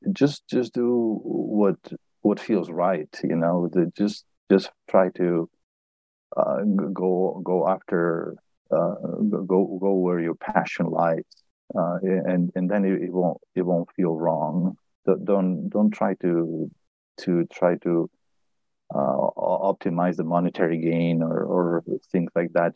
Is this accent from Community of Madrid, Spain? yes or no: no; Barcelona, Catalonia, Spain; moved away as an adult; also born or lived in Berkeley / Boston; I was born in Barcelona, and I studied physics. And I moved to uh, to Boston to, to MIT for a postdoc